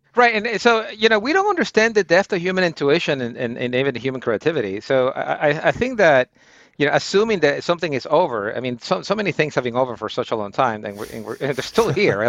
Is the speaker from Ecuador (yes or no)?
yes; Guayaquil, Guayas, Ecuador; moved away as an adult; now in United States; I'm from uh, Guayaquil, Ecuador. It's uh, it's it's a portal town